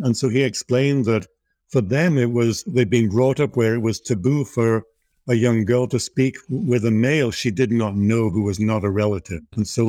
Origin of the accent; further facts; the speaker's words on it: Liverpool, North West England, United Kingdom; born there; So at an early age, I was born in Liverpool and started heading off into nature at an early age, and started rock climbing at 14.